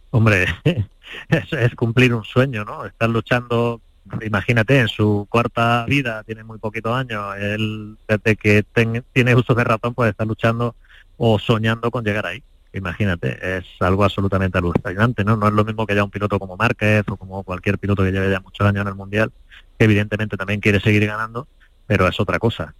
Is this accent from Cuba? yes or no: no; Spain; Como español